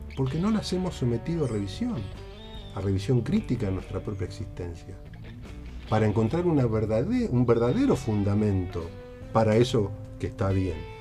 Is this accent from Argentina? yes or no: yes; Argentina; buenos argentinos que somos